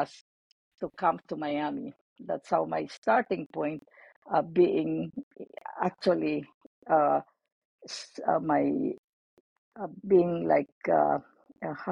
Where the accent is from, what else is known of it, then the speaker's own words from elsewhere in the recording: Philippines; moved away as an adult; also born or lived in St. Louis, Missouri; now in United States; I was born in the Philippines